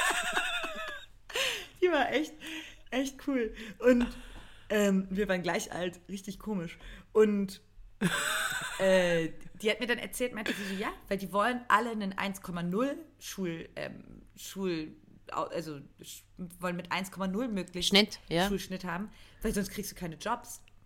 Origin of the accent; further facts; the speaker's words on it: eastern Germany, Germany; Ich bin im Osten aufgewachsen